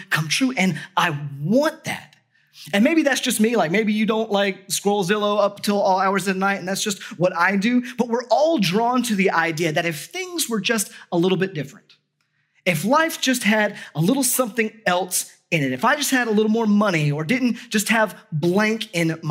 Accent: United States; as an American

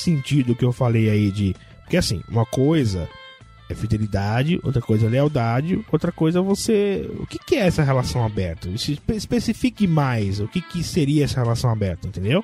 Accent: São Paulo, Brazil; aqui em São Paulo, principalmente na Zona Norte, que é onde eu nasci, eu conheço tudo aqui

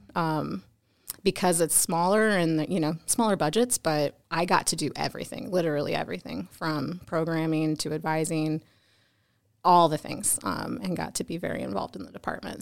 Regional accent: Wyoming, Iowa, United States; I am an Iowa girl, born and raised in Iowa, um, tiny town, Wyoming, Iowa

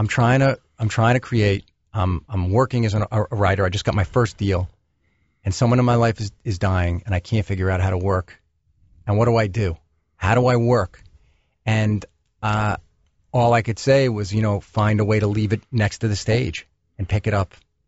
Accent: New York, United States; Well, I'm a New Yorker, so when I'm in L.A. driving around

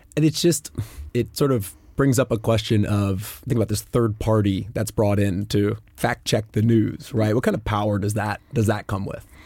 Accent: United States; as an American in growing up in civics class

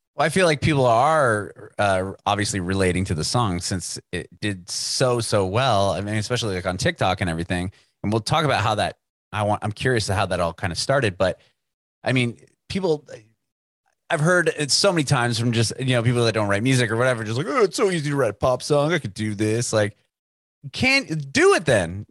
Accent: San Diego, California, United States; moved away as an adult; now in Nashville, United States; I moved to Nashville recently within the past year, but I'm originally from San Diego

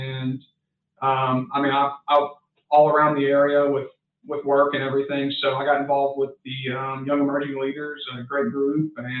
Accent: Southeast Texas, United States; I'm from Southeast Texas

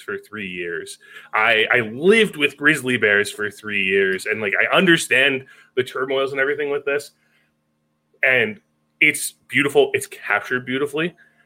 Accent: Canada; As a Canadian

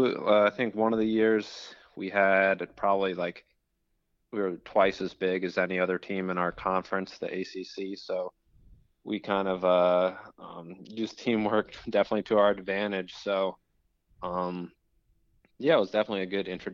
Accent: Richmond, Virginia, United States; I was from Richmond. So, you know, it's kind of my hometown race

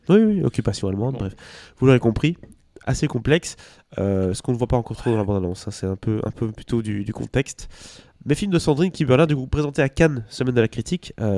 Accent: Belgium; chez nous en Belgique

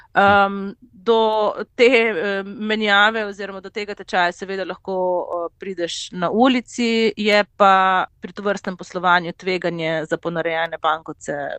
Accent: Slovenia; sem pač iz Slovenije

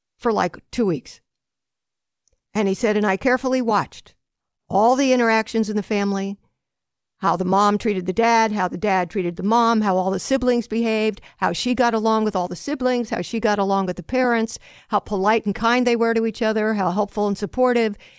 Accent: Long Island, New York, United States; I was growing up on Long Island

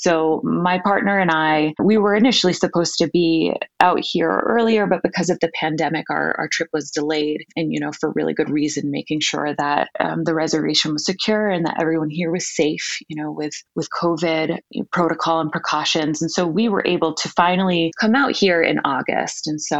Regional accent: Massachusetts, United States; moved away as an adult; also born or lived in Rhode Island; now in South Dakota, United States; Yeah, so I was born and raised in Massachusetts.

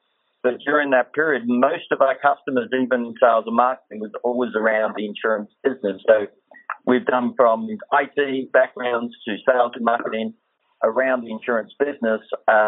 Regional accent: Australia; accent: Australian; now in United States; As you know, from the accent, it gives away about being Australian.

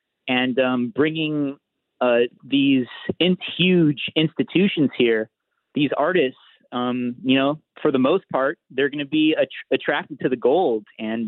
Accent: Los Angeles, California, United States; I grew up in Los Angeles and I studied at CalArts as well.

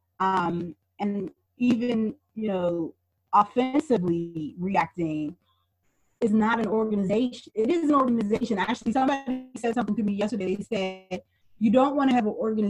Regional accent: Pittsburgh, Pennsylvania, United States; also born or lived in Brooklyn, New York; we moved from Brooklyn back to Pittsburgh

